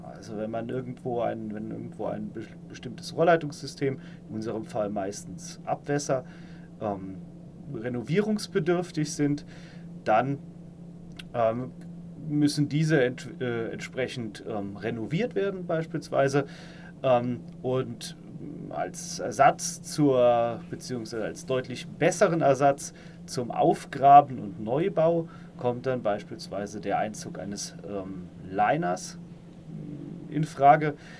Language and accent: German; Saarland, Germany; moved away as an adult; also born or lived in Karlsruhe; now in Palatinate, Germany; ich stamme aus dem Saarland, ähm, bin dann äh, 2008 äh, für mein Studium nach Karlsruhe gezogen